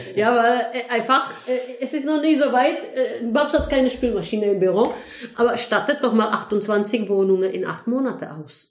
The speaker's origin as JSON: {"language": "German", "town": "Heidelberg", "region": "Baden-Württemberg", "country": "Germany", "said": "eigentlich komme ich ursprünglich aus Heidelberg"}